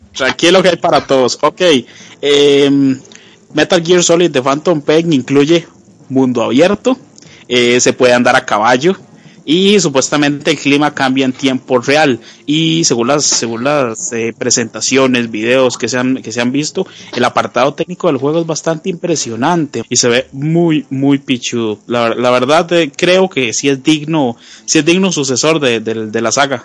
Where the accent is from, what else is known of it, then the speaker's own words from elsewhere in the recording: Costa Rica; es un podcast eh, hecho en Costa Rica. Los que lo hacemos somos costarricenses